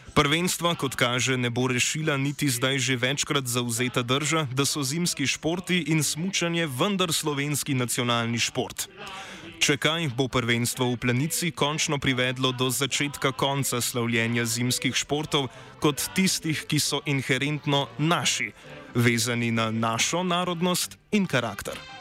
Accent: Slovenia

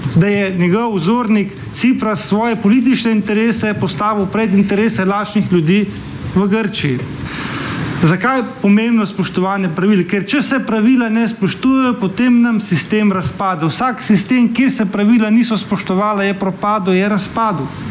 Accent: Slovenia

